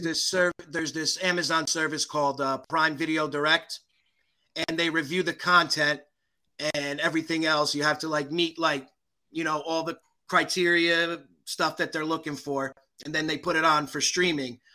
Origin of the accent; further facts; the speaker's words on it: Belleville, New Jersey, United States; I grew up in uh, Belleville